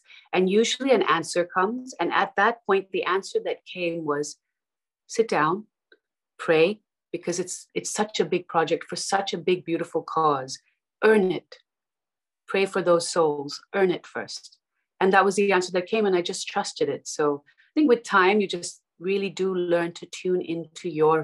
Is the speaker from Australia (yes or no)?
yes; Melbourne, Victoria, Australia; moved away as an adult; also born or lived in Dubai; now in London, United Kingdom; I grew up in Melbourne in Australia